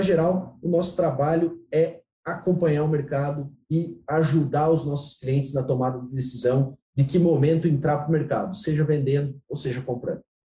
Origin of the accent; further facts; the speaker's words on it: Xanxerê, Santa Catarina, Brazil; moved away as an adult; also born or lived in Abdon Batista, Santa Catarina / Goiás; now in Goiânia, Brazil; Eu sou de Abidão Batista, Morei a vida toda em Xanxerê